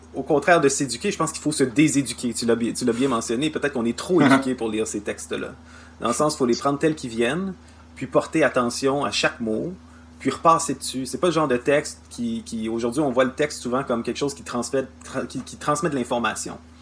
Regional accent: Canada; chez nous au Canada

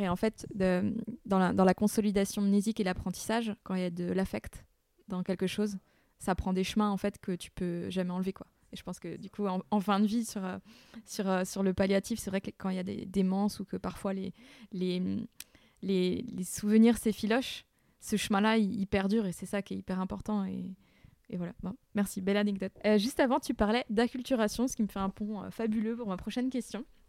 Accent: Burgundy, Bourgogne-Franche-Comté, France; accent: Morvandiau patois; now in Réunion; je parlais pas mon bourguignon, euh, que le morvandieux c'était peut-être le, patois

